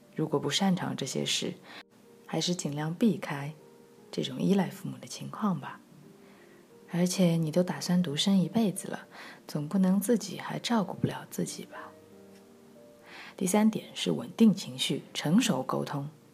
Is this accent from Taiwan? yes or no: no; China; 我们是中国人